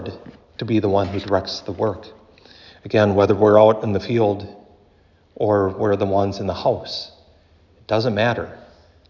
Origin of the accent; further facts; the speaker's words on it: Wabasso, Minnesota, United States; growing up in Wabasso like I did